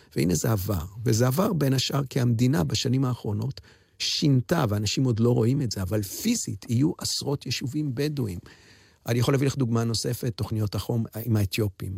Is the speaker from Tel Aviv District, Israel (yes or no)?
no; Jerusalem, Jerusalem District, Israel; כילד הסתכלתי, למדתי בבית ספר, בתי ספר, זו תקופת האינטגרציה בירושלים